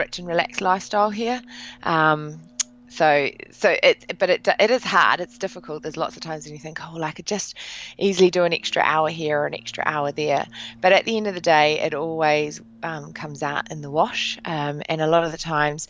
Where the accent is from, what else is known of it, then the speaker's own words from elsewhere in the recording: New Zealand; Basically, I'm from New Zealand